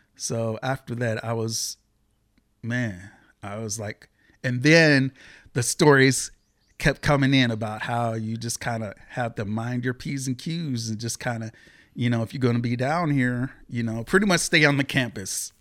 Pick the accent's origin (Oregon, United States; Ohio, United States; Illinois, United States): Oregon, United States; Beaverton; born or raised there; also born or lived in Seattle, Washington / Portland, Oregon